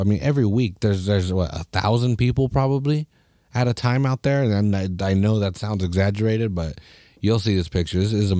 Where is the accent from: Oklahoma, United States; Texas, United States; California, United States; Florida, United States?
California, United States; Salinas; I'm here from Salinas. I say that all the fucking time because we're a proud little town here, you know.